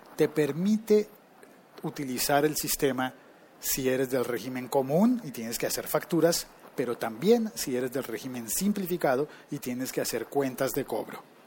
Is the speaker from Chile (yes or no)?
no; Colombia; una compañía que está en mi país